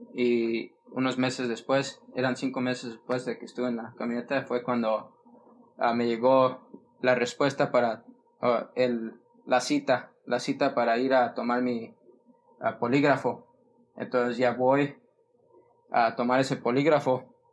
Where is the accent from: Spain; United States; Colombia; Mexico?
United States; Fresno, California; also born or lived in San Diego; Fresno, California, y donde, de donde soy yo, donde está toda mi familia